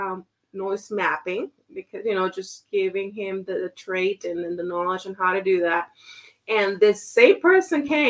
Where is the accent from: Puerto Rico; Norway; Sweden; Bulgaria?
Puerto Rico; moved away as an adult; now in Pittsburgh, United States; born and raised in Puerto Rico